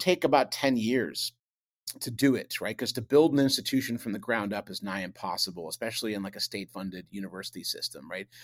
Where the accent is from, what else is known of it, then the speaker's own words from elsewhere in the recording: Buffalo, New York, United States; I grew up in Buffalo